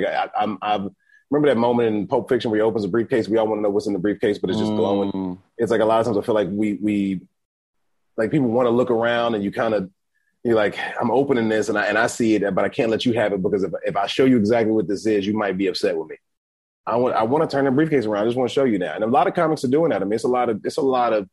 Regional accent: Atlanta, Georgia, United States; moved away; also born or lived in Dallas; I'm from Atlanta

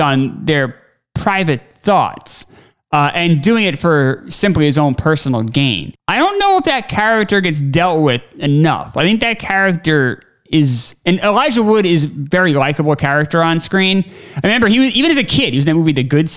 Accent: United States; being American

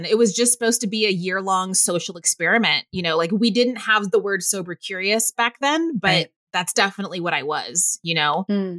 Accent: Waco, Texas, United States; moved away as an adult; also born or lived in Northern California; now in New York City, United States; Mom and I moved to Waco when I was 8

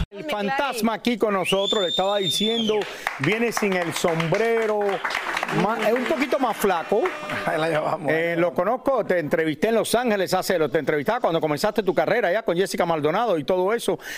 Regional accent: Colombia; Yo soy de Colombia y ver el proceso de cada detalle, de cómo tostan el café, es, es una experiencia única.

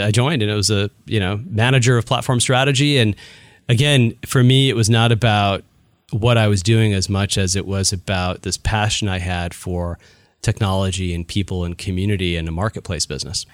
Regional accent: Chicago, Illinois, United States; now in Bay Area, United States; I was born and raised in the Chicago area

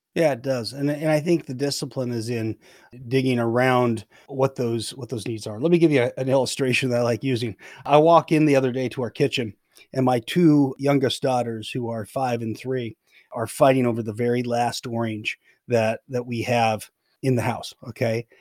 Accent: Oregon, United States; I grew up in Oregon

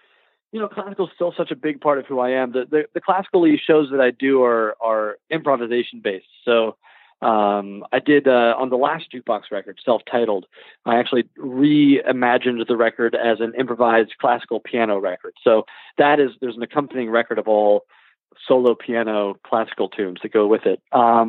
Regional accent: Louisville, Kentucky, United States; Yeah, I'm from Louisville.

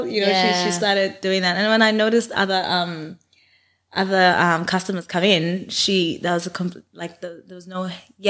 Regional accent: Canberra, Australian Capital Territory, Australia; Like growing up in Canberra, there were like maybe three other black girls in my school.

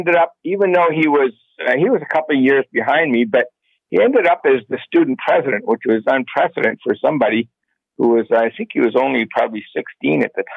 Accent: Toronto, Ontario, Canada; now in Guelph, Canada; I grew up in Scarborough when it was safe

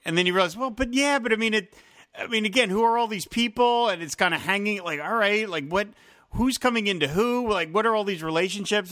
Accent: New Jersey, United States; having lived in New Jersey my whole life

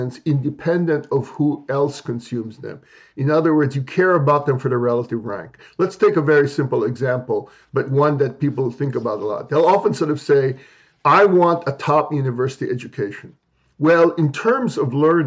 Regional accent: Philippines; moved away as an adult; now in United States; I grew up in the Philippines during the martial law era under Marcos

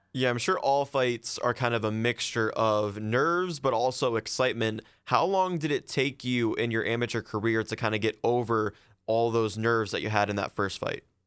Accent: near Massillon, Ohio, United States; Massillon, Ohio, which is very close to where I grew up

